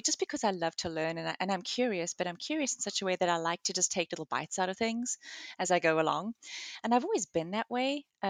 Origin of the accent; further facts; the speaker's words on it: South Africa; moved away as an adult; also born or lived in Reading, United Kingdom; Originally, I was born and raised in South Africa. My husband and I lived there pretty much all of our lives. And then we moved to the UK and lived about 40 miles southwest of London in Reading for about 6.5 years.